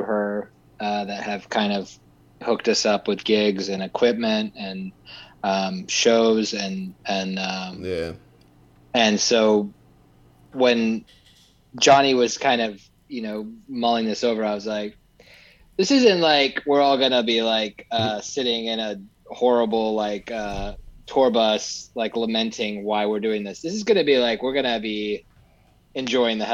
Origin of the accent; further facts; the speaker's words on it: Texas, United States; moved away; I'm actually from Texas